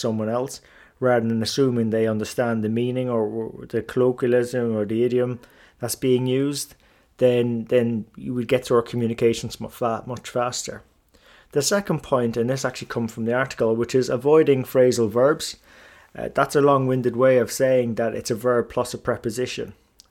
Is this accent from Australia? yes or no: no; Ireland; first language English; also born or lived in England; Now, I grew up in Ireland and England, so consider my first language as English, a native English speaker with a smattering of other languages that I picked up along the way.